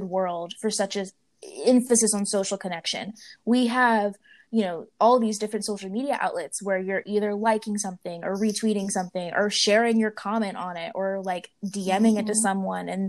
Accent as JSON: {"language": "English", "town": "Blacksburg", "region": "Virginia", "country": "United States", "tie": "born or raised there", "moved": "yes", "lives_now": "New Orleans, United States", "said": "I grew up in Blacksburg, Virginia"}